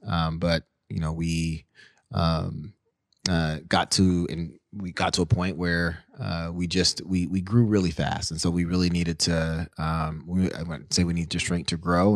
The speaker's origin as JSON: {"language": "English", "town": "Seattle", "region": "Washington", "country": "United States", "tie": "born or raised there", "said": "growing up in the Central District, being bussed out to the North End"}